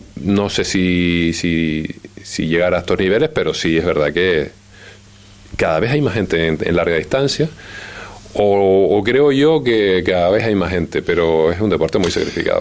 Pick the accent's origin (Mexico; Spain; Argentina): Spain; como español